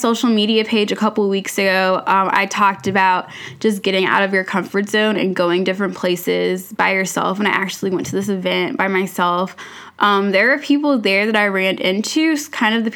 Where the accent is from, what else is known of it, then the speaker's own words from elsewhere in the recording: Atlanta, Georgia, United States; I've lived here since I was younger